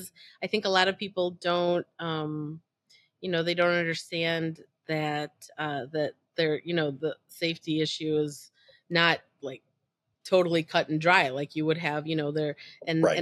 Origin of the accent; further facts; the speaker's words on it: United States; as an American